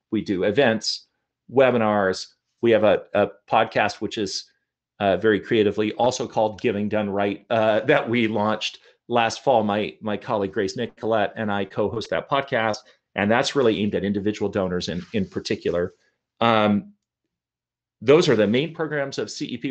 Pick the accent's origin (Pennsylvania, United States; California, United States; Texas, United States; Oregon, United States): Oregon, United States; Portland; also born or lived in Toronto, Canada; I grew up mostly in, in, well, entirely in Portland, Oregon